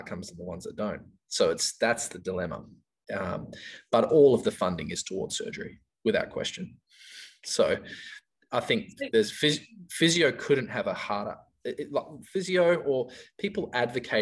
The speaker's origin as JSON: {"language": "English", "country": "New Zealand", "moved": "yes", "lives_now": "Perth, Australia", "said": "I came from New Zealand in 1995"}